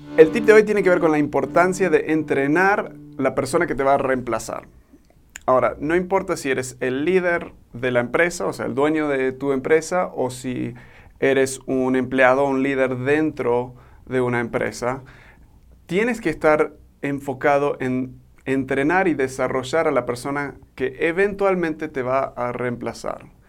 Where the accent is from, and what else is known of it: Argentina; born or raised there; now in Mexico